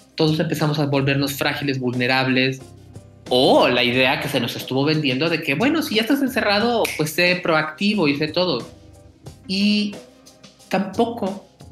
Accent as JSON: {"language": "Spanish", "country": "Mexico", "said": "somos más allá de mexicanos"}